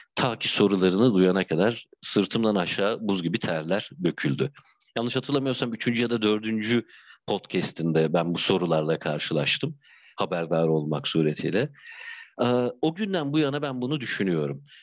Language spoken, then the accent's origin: Turkish; Bandırma, Balıkesir, Turkey; also born or lived in Bursa / Istanbul; now in Izmir, Turkey; Bandırma doğumluyum benim için önemli bir yer memleketim